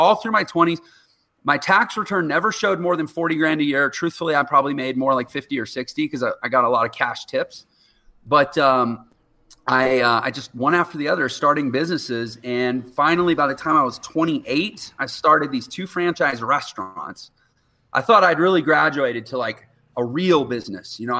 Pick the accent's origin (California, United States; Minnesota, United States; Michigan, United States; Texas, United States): Texas, United States; Houston; I was from Houston, Texas, and I worked as a professional piano player in Houston all through my 20s